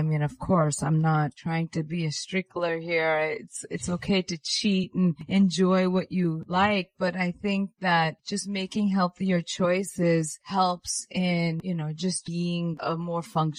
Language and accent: English; India; I'm Indian, so we give. It was our New Year's.